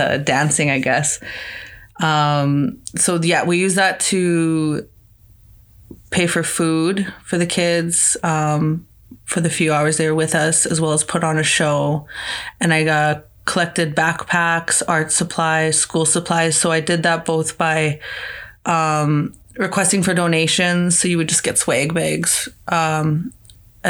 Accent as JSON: {"language": "English", "town": "Meadow Lake", "region": "Saskatchewan", "country": "Canada", "moved": "yes", "lives_now": "Saskatoon, Canada", "said": "I'm originally from Meadow Lake, Saskatchewan"}